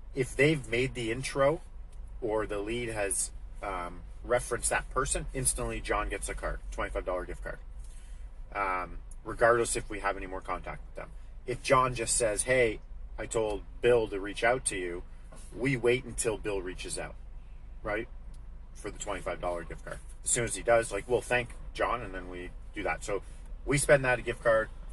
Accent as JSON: {"language": "English", "region": "Alberta", "country": "Canada", "said": "I'm from Alberta."}